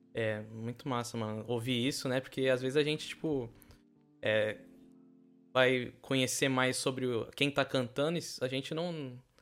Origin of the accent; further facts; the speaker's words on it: São Vicente, São Paulo, Brazil; Eu sou de São Vicente